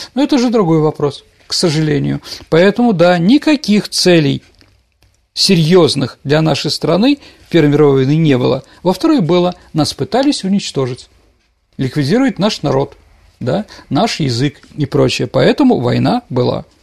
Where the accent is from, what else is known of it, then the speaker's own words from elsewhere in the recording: Saint Petersburg, Russia; я питерский мальчик, которого воспитали в определенном направлении